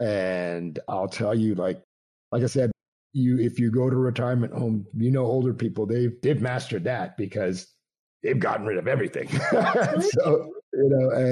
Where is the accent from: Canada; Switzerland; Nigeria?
Canada; Montreal, Quebec; also born or lived in Toronto; now in United States; I grew up in Canada, so I grew up in Montreal.